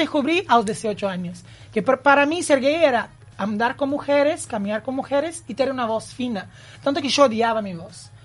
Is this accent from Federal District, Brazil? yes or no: no; Campinas, São Paulo, Brazil; Spanish is a second language; moved away as an adult; now in Uruguay; Yo nací en Campinas, que es una ciudad de San Pablo, ah, y me vino a Uruguay en buscar un sueño